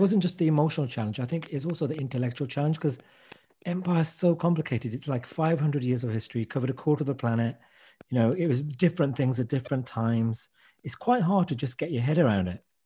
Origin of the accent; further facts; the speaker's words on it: Wolverhampton, West Midlands, United Kingdom; the Irish had turned up in Wolverhampton in my hometown a hundred years before we did